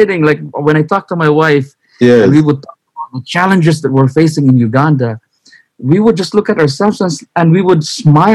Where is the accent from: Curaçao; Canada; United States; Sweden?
Canada; Western Canada; moved away; also born or lived in Philippines; as a Westerner from Canada